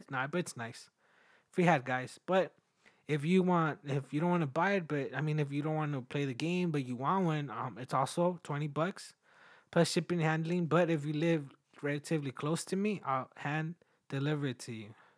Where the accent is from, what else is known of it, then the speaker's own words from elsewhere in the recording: Mexico; moved away; also born or lived in United States; I was born in the U S, but I was raised in Mexico